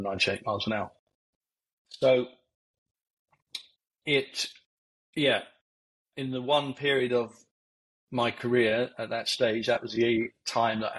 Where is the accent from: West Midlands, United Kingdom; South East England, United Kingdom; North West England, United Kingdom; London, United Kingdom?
London, United Kingdom; Barnet; also born or lived in Letchworth Garden City, Hertfordshire; I come from Barnet, North London, Hertfordshire border. Come down the A1 corridor. First family home was actually a static home, mobile home, and then went then to a council estate in Letchworth Garden City.